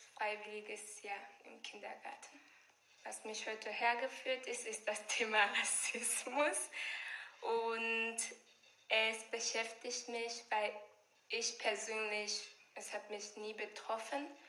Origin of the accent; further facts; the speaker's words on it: Tanzania; German is a second language; moved away as an adult; now in Forchheim, Germany; Ich komme aus Tansania. Momentan bin ich hier in Forschheim